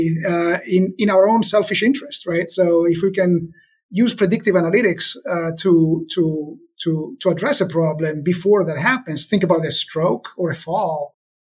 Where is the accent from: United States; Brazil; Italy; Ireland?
Italy; moved away; We're from Italy.